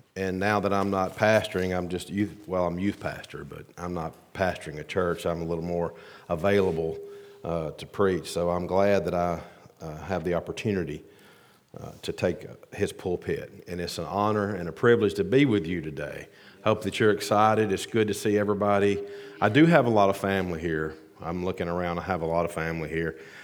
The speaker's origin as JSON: {"language": "English", "region": "the South", "country": "United States", "said": "I'm from the South"}